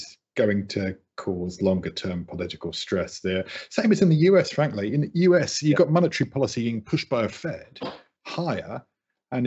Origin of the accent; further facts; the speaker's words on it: United Kingdom; moved away; I'm British.